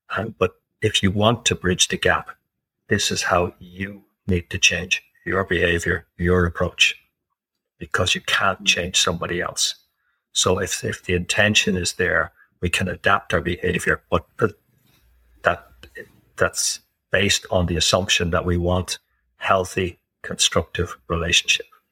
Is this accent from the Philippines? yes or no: no; Ireland; I'm Irish, living in Ireland. I've lived in several other countries.